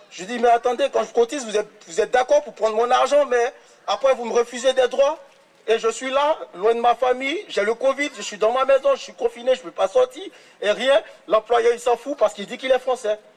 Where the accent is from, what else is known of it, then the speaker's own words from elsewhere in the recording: France; Moi, je suis chez moi, je suis français.